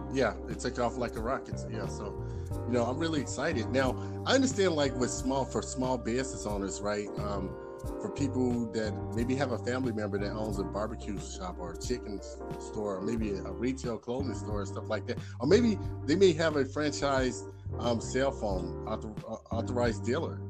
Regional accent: Chicago, Illinois, United States; I'm from Chicago

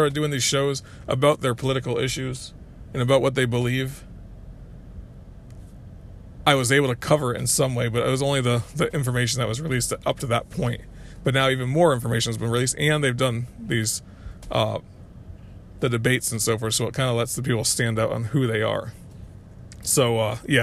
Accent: Connecticut, United States; I was growing up in Connecticut at the time

